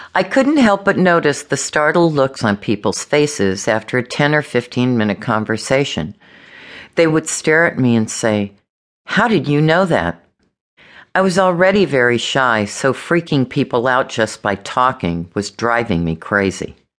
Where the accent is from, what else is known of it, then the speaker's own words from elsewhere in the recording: Los Angeles, California, United States; I was born and raised in Los Angeles